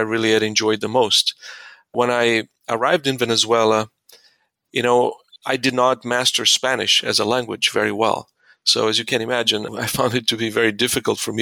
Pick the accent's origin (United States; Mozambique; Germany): Mozambique; moved away; I was born and raised in Mozambique in Southeast Africa.